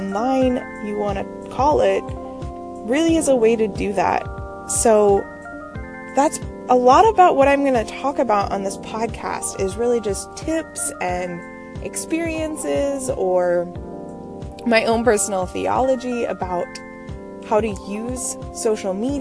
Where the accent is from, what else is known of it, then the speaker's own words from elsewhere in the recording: Maryland, United States; also born or lived in Pittsburgh, Pennsylvania; now in Connecticut, United States; I'm originally from Maryland